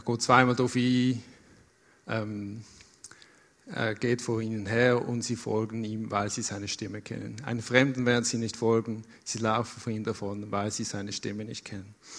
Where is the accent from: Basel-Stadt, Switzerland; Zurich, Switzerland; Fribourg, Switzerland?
Basel-Stadt, Switzerland; Basel; moved away as an adult; now in Lucerne, Switzerland; Ich bin 30 Jahre in Basel aufgewachsen